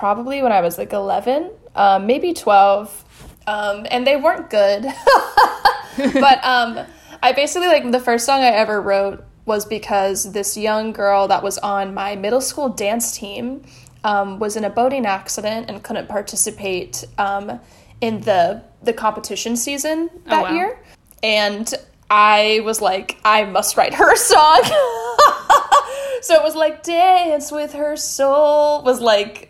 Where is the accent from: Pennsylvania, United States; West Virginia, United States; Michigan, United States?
West Virginia, United States; I grew up in West Virginia in a pretty small city